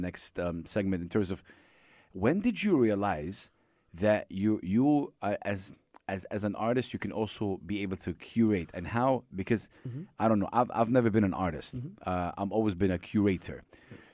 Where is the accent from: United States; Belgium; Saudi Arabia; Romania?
Saudi Arabia; I come from Saudi Arabia